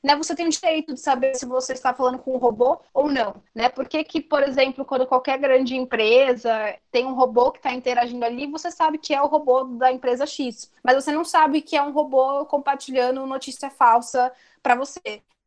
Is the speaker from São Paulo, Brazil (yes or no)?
yes; São Paulo, Brazil; Eu sou aqui da Vila Mazei, é um bairro que fica no extremo norte de São Paulo, perto do Tucuruvi.